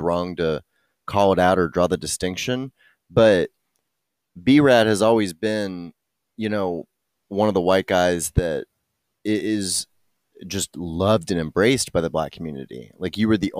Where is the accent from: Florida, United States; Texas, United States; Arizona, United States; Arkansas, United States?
Texas, United States; I'm white from Texas